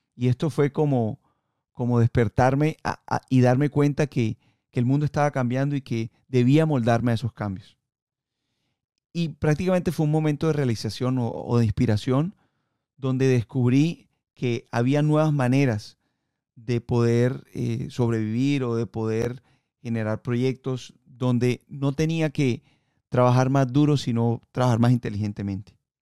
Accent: Colombia; moved away; yo nací en Colombia y ahí en, en, Colombia fue donde aprendí a surfear

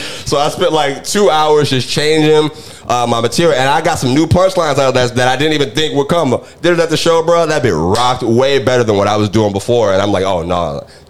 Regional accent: Orlando, Florida, United States; born there; You know, I was born in Orlando. I can claim that if I want to now.

